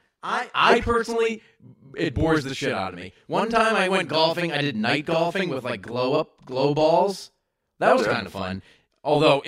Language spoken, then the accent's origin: English; Massachusetts, United States; I'm from fucking New England. I'm from Massachusetts.